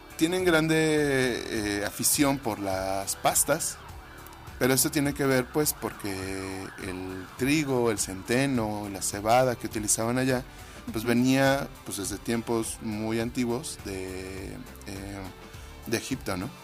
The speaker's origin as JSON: {"language": "Spanish", "country": "Mexico", "said": "como mexicanos comemos muchas especias"}